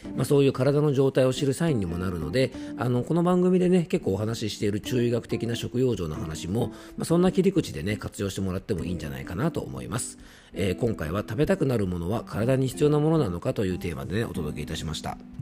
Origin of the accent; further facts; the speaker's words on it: Koshu dialect home area, Yamanashi, Japan; accent: Koshu dialect; 地元の方言ですね、公衆弁